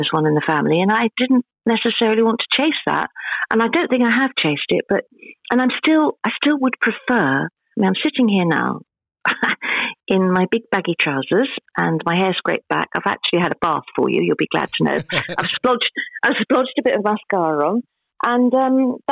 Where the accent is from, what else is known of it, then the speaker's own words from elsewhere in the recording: London, United Kingdom; now in Cornwall, United Kingdom; I was born in London